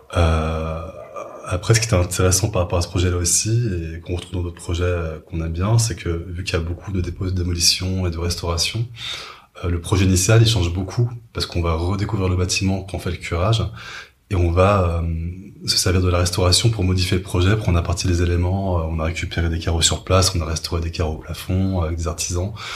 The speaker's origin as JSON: {"language": "French", "area": "Paris suburbs", "region": "Île-de-France", "country": "France", "said": "j'étais avant en banlieue parisienne"}